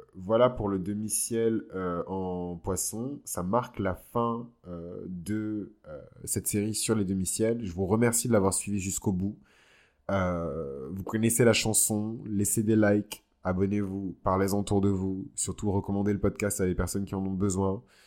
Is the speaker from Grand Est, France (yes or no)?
no; Bordeaux, Nouvelle-Aquitaine, France; je suis de Bordeaux